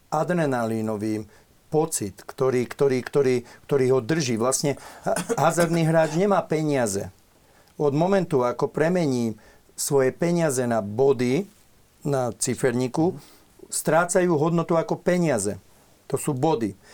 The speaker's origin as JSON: {"language": "Slovak", "town": "Bratislava", "region": "Bratislava Region", "country": "Slovakia", "tie": "born or raised there", "said": "som vyrastal v Bratislave"}